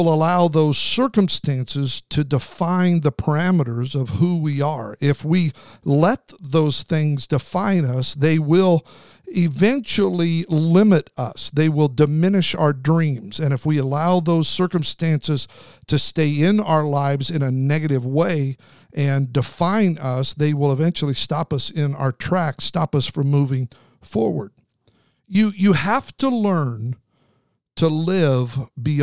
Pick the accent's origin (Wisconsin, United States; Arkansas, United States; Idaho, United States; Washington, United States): Idaho, United States; Snake River, southern; I grew up on the Snake River in southern Idaho